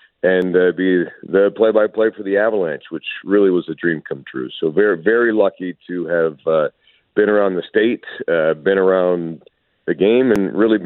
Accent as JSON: {"language": "English", "town": "Breckenridge", "region": "Colorado", "country": "United States", "tie": "born or raised there", "said": "I'm lucky enough to be a Colorado native, born and raised in Breckenridge, Colorado"}